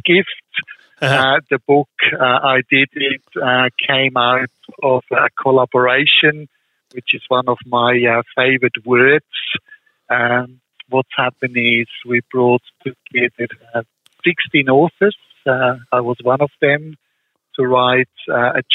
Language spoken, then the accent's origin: English; Switzerland; moved away; the personal experiences I had growing up in Switzerland